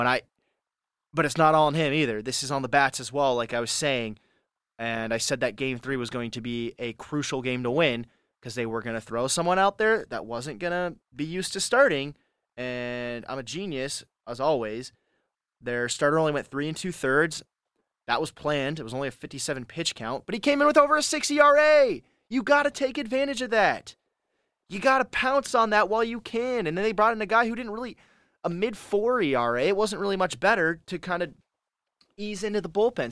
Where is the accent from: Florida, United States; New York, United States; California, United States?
California, United States; I'm from California